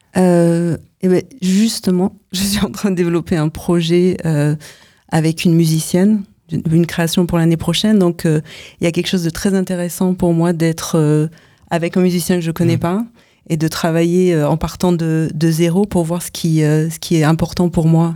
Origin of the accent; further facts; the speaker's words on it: France; moved away as an adult; now in United States; je vis aux États-Unis depuis presque 9 ans. Je suis française